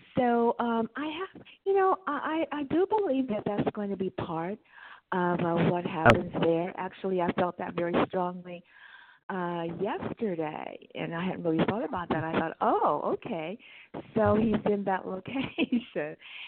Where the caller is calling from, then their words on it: California, United States; I'm in California.